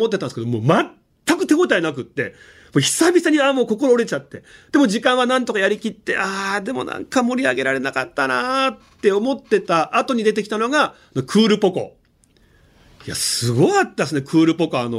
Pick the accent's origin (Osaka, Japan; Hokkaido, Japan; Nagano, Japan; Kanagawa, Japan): Nagano, Japan; 地元長野県